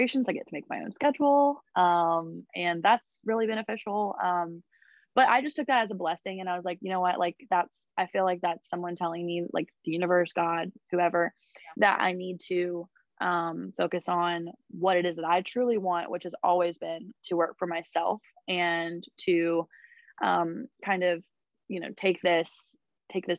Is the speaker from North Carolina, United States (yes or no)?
yes; Raleigh, North Carolina, United States; also born or lived in Zebulon, North Carolina; I'm actually a Raleigh local. I was born and raised in Raleigh